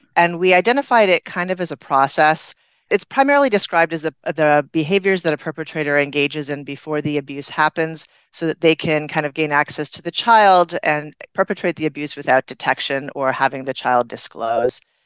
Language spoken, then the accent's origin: English; Canada; moved away; I'm originally from Canada